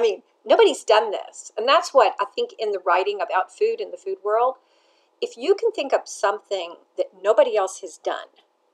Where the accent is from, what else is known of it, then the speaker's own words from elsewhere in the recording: Nashville, Tennessee, United States; also born or lived in Atlanta, United States; I grew up baking cakes in Nashville with my mother